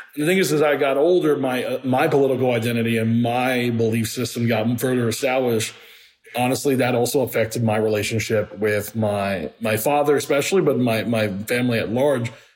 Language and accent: English; Miami, Florida, United States; also born or lived in Puerto Rico; now in Atlanta, United States; growing up in Miami